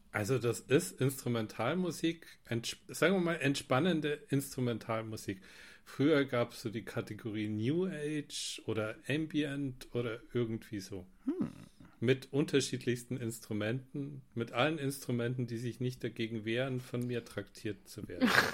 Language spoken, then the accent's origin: German; near Rosenheim, Bavaria, Germany; Ich komme aus der Nähe von Rosenheim, ganz im mm. Süden